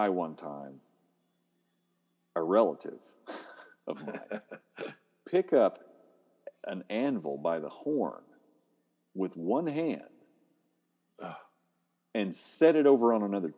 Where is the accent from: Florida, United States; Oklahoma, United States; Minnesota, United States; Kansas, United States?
Oklahoma, United States; I'm from Oklahoma